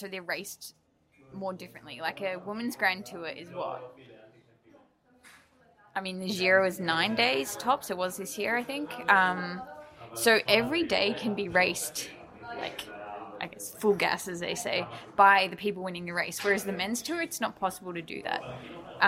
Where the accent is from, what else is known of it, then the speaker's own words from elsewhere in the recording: New Zealand; moved away as an adult; also born or lived in Sydney, Australia / Melbourne, Australia; I was born in Sydney, and then when I was like 5 years old, my like parents and my brothers moved to New Zealand, and I lived there till I was 19, 20, and then I moved to Melbourne just by myself